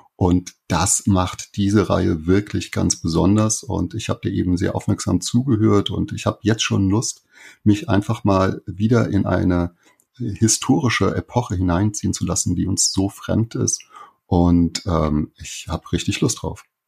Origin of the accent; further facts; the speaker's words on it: Saarland, Germany; ich komme aus dem Saarland